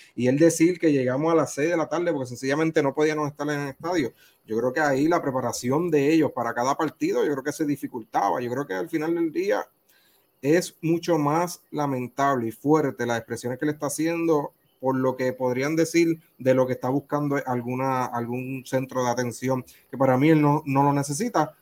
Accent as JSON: {"language": "Spanish", "country": "Puerto Rico"}